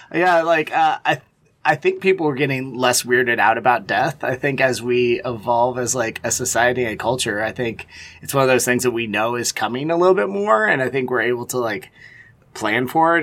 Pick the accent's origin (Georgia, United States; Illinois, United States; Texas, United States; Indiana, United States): Texas, United States; also born or lived in Louisiana / Austin, Texas; now in Cincinnati, United States; I spent a lot of time growing up in Texas